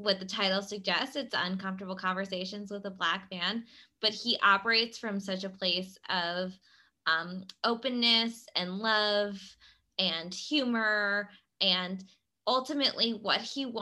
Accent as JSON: {"language": "English", "town": "Philadelphia", "region": "Pennsylvania", "country": "United States", "said": "we are from Philadelphia"}